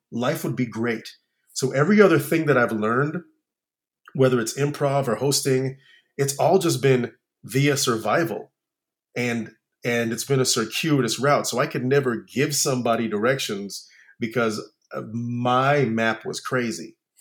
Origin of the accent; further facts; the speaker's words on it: Orlando, Florida, United States; moved away; I grew up in Orlando, Florida um, in a in a little uh, neighborhood called Tangelo Park